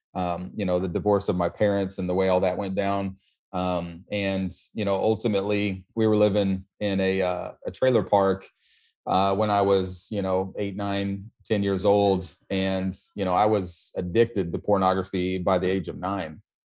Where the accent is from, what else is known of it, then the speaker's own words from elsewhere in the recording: Missouri, United States; moved away as an adult; also born or lived in Brooklyn, New York; now in Florida, United States; I was born, born in Missouri